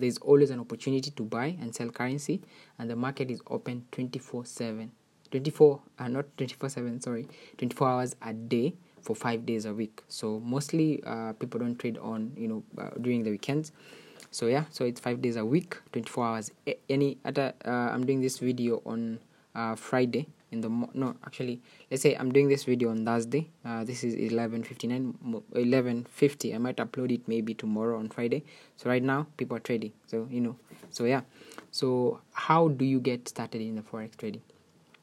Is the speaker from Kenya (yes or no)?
yes; Kenya; your favorite Kenyan YouTuber